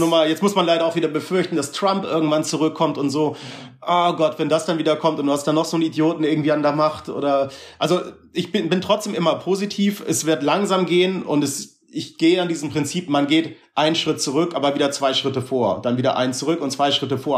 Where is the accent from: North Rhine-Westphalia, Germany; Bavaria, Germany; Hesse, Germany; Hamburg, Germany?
Hamburg, Germany; also born or lived in Berlin; ich bin in Hamburg geboren und da groß geworden